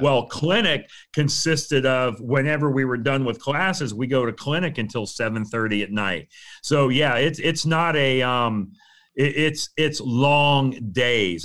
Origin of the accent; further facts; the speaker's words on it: Fort Myers, Florida, United States; also born or lived in Saint Louis / Port Orange, Florida; I grew up in Florida. I grew up on the west coast of Florida, over in the Fort Myers, Cape Coral area